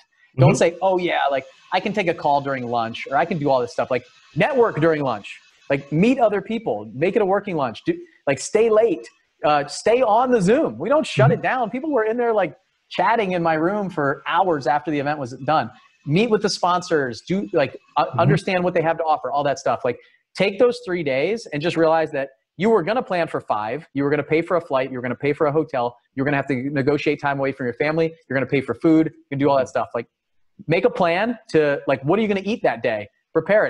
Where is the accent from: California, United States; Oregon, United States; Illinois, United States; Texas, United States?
California, United States; San Diego; I was born in San Diego